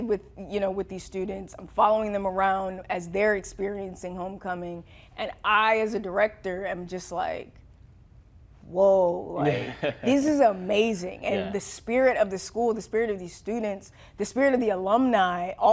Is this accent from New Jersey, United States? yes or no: yes; New Jersey, United States; We're both from New Jersey